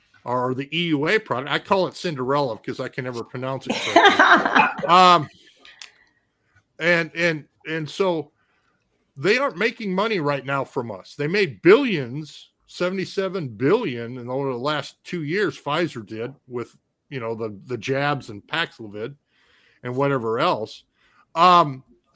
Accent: Minnesota, United States; my home state of Minnesota

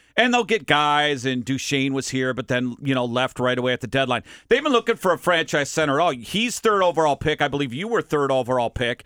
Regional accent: Minnesota, United States; moved away; I'm from Minnesota

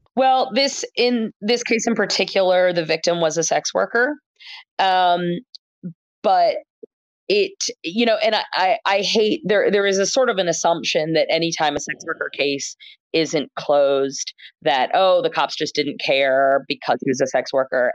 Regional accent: Gainesville, Florida, United States; born or raised there; moved away as an adult; now in Philadelphia, United States

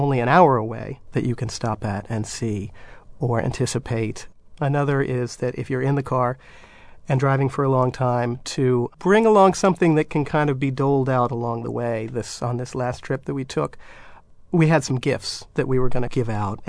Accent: San Francisco, California, United States; the first city that comes to mind is certainly my favorite, and my hometown of San Francisco.

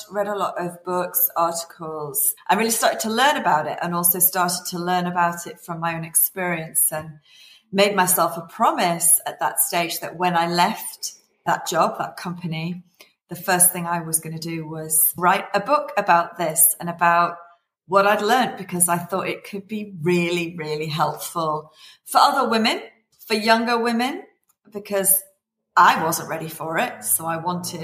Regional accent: Liverpool, North West England, United Kingdom; I was born in Liverpool, in England. I went to a mixed comprehensive school

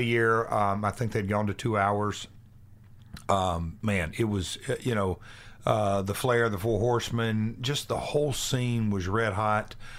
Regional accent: Nashville, Tennessee, United States; come from Nashville

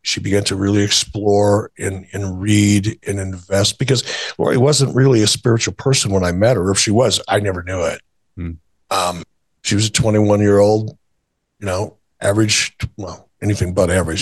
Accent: Detroit, Michigan, United States; moved away; also born or lived in Minnesota; growing up in Detroit

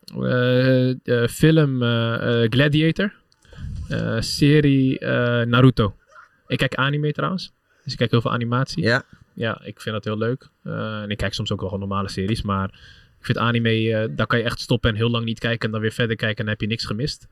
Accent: Utrecht, Netherlands; Ik ben Utrechter

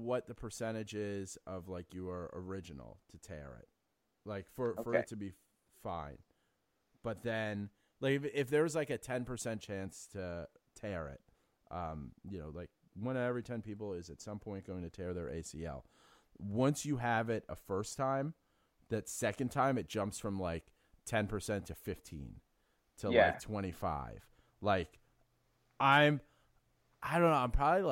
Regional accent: New York City, New York, United States; I grew up in New York City.

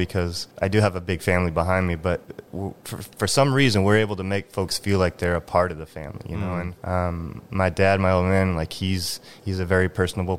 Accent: Drayton Harbor, Washington, United States; born or raised there; moved away; also born or lived in California

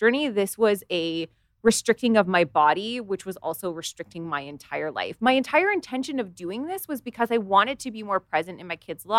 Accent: Canada; I live in Canada

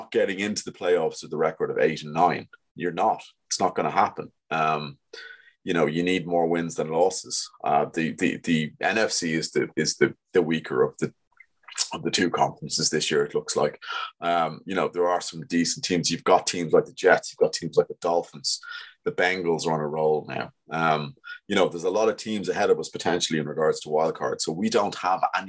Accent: Ireland; we're all Irish

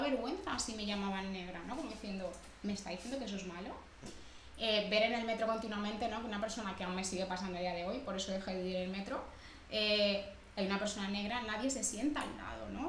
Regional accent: Barcelona, Catalonia, Spain; also born or lived in Dominican Republic / Badalona; yo crecí aquí en Barcelona

